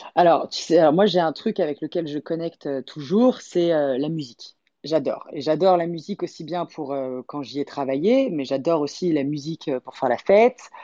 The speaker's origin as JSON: {"language": "French", "town": "Paris", "region": "Île-de-France", "country": "France", "tie": "born or raised there", "also_born_or_lived": "Los Angeles", "said": "Paris, c'est vraiment bah ma, ville, euh, ma, ville quoi. Je nais, élevé, euh, nourri"}